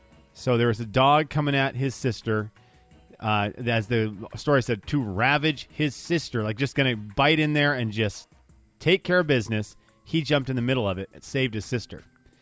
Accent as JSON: {"language": "English", "country": "Venezuela", "tie": "born or raised there", "moved": "yes", "said": "growing up in the Venezuela"}